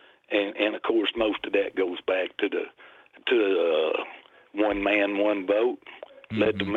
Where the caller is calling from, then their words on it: Decatur, Alabama, United States; I'm calling from Decatur